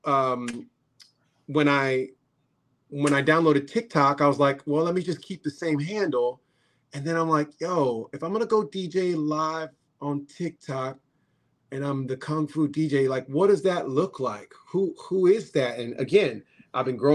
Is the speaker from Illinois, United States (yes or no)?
yes; Chicago, Illinois, United States; I'm from Chicago